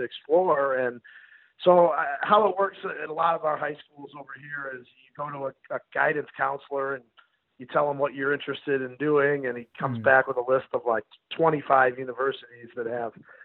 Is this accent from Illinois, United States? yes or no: yes; Chicago, Illinois, United States; moved away; I grew up in Chicago, which is about 3 hours to the south of Green Bay